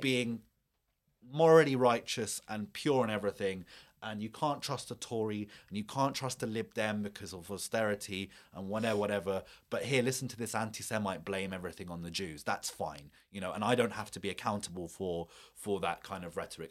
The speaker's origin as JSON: {"language": "English", "country": "United Kingdom", "said": "me or my community as a British Muslim"}